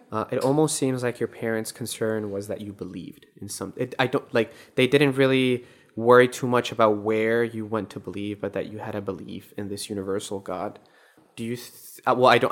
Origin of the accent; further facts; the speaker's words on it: Colombia; moved away; I'm from Colombia